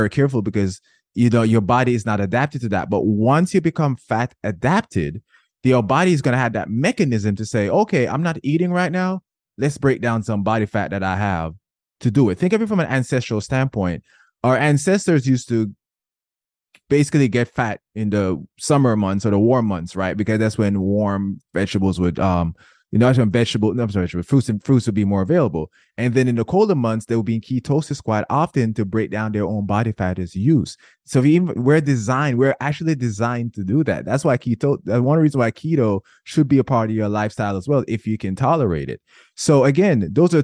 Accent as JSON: {"language": "English", "country": "Jamaica", "said": "I'm Jamaican."}